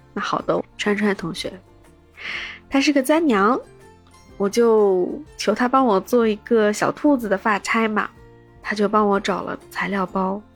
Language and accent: Chinese; Shanghai, China; 我的坐标在上海，是一位魔都土著